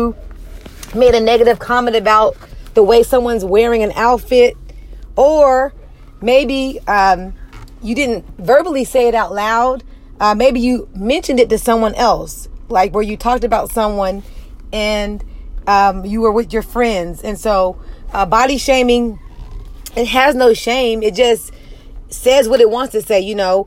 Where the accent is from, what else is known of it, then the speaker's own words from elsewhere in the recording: United States; I'm African American